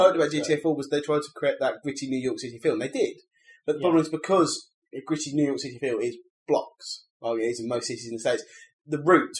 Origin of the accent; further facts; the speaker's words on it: United Kingdom; I'm British